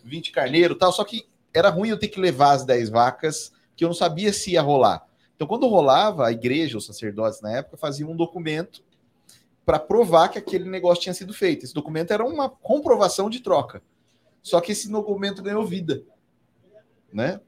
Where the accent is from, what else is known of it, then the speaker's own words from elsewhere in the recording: Assis, São Paulo, Brazil; also born or lived in Carapicuíba; eu tive a sorte de crescer num balcão, né? Eu, como eu disse aqui, o meu berço era saco de feijão e de arroz na merceariazinha da minha mãe, no interior de São Paulo, lá em Assis. Sou de Carapicuíba